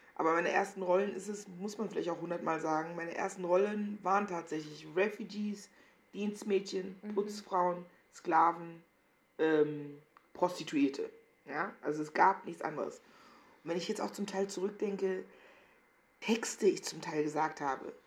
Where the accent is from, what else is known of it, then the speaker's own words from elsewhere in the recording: Meckenheim, North Rhine-Westphalia, Germany; moved away as an adult; also born or lived in Cologne; now in Berlin, Germany; ich bin nicht richtig behütet aufgewachsen an Meckenheim und Rheinbach